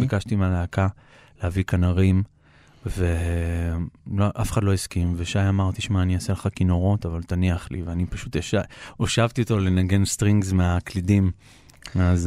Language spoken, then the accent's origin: Hebrew; Israel; אנחנו גדלנו בבית ישראלי, ההורים שלי הם אה, ילידי הארץ